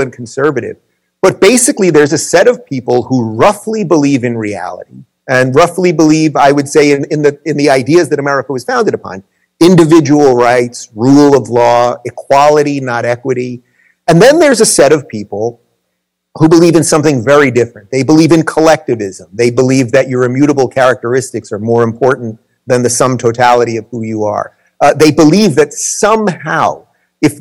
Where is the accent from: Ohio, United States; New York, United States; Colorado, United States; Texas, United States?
New York, United States; moved away as an adult; also born or lived in California; I'm originally from New York. I moved to California in 2013.